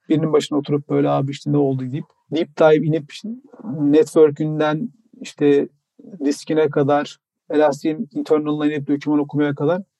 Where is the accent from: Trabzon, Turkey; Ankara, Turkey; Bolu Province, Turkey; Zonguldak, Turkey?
Trabzon, Turkey; now in Istanbul, Turkey; Trabzonlu ve Trabzonsporluyum